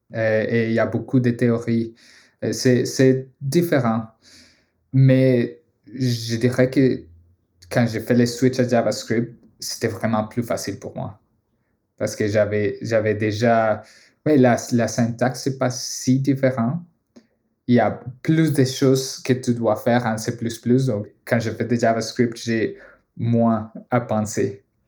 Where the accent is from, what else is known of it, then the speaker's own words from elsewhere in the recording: Colombia; French is a second language; moved away as an adult; also born or lived in United States / Boston; now in Montreal, Canada; je viens de la Colombie